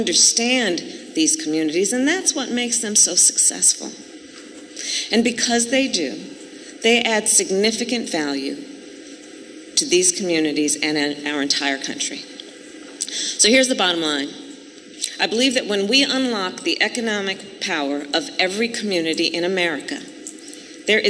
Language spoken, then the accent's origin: English; Oakland, California, United States; my hometown of Oakland, California